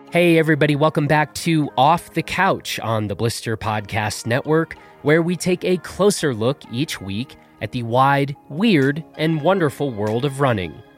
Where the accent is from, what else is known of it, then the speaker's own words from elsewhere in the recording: Chicago, Illinois, United States; moved away; I'm originally from Chicago